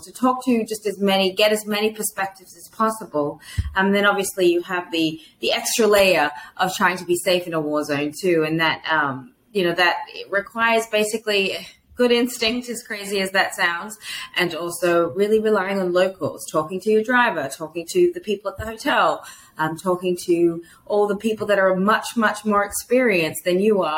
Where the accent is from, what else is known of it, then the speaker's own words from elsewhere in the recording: Australia; moved away; as an Australian